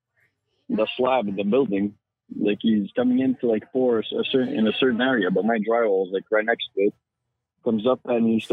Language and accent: English; Montreal, Quebec, Canada; I come from the French part of Canada